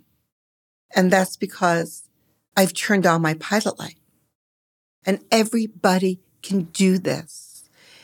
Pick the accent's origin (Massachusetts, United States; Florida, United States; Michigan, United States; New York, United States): New York, United States; Long Island; I grew up on Long Island, liberal